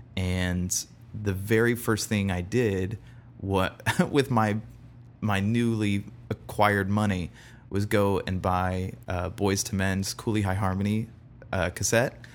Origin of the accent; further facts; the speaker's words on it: Bradenton, Florida, United States; originally born in Bradenton, Florida